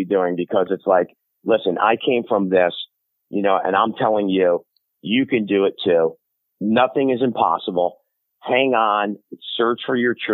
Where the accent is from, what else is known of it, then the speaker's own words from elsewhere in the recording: New Haven, Connecticut, United States; I grew up in New Haven, Connecticut